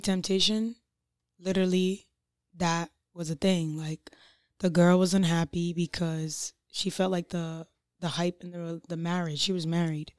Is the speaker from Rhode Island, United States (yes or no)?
yes; North Providence, Rhode Island, United States; also born or lived in Providence; raised in North Providence, but I was born in Providence.